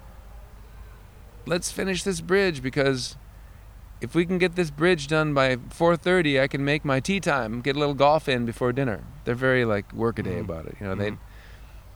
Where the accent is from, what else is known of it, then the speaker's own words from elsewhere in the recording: Minneapolis, Minnesota, United States; accent: Minnesota; I tried for a while in my hometown of Minneapolis.